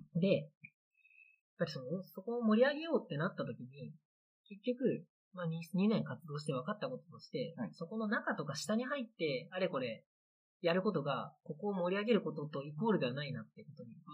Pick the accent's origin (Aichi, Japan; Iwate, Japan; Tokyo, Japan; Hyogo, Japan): Aichi, Japan; Anjō; moved away as an adult; now in Kiso, Japan; 安城が出身なんですけど